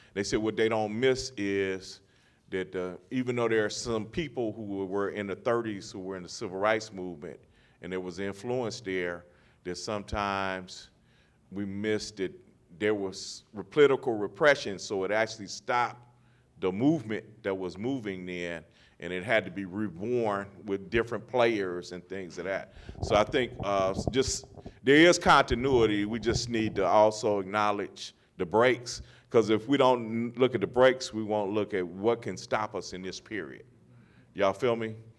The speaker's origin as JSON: {"language": "English", "town": "Los Angeles", "region": "California", "country": "United States", "tie": "born or raised there", "moved": "yes", "said": "growing up in Los Angeles"}